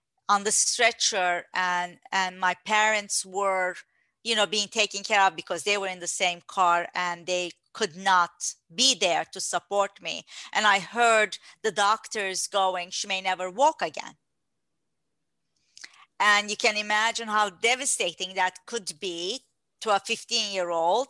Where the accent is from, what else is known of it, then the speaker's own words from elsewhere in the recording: Turkey; moved away; I was born in Turkey